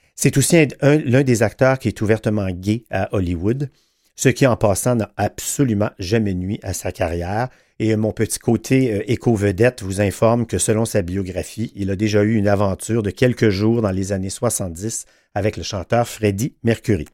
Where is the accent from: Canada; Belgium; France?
Canada; Quebec; chez nous au Québec